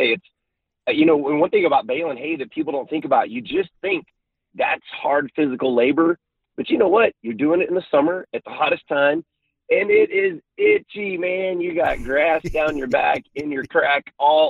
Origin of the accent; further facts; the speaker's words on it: Texas, United States; I'm from Texas